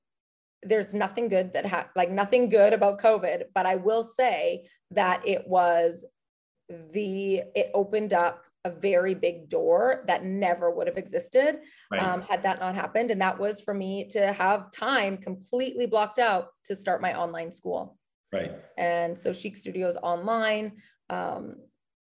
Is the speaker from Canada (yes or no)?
yes; Canada; moved away as an adult; also born or lived in New York City, United States / Los Angeles, United States; now in Kelowna, Canada; And I'm Canadian.